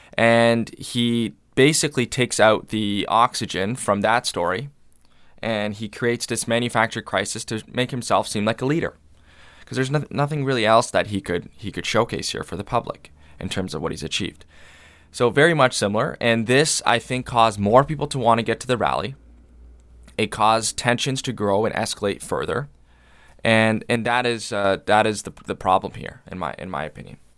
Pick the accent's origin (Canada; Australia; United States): Canada; London, Ontario; as a Londoner, as a Canadian